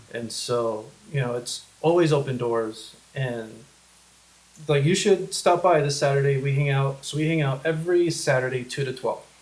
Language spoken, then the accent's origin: English; El Paso, Texas, United States; also born or lived in New York; Growing up here, I mean, you only met military people